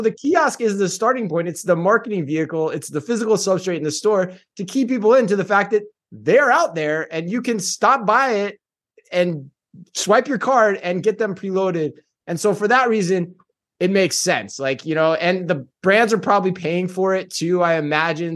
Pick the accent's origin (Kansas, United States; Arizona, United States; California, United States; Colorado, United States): Arizona, United States; Phoenix; moved away; also born or lived in Tempe, Arizona; my hometown of Phoenix, Arizona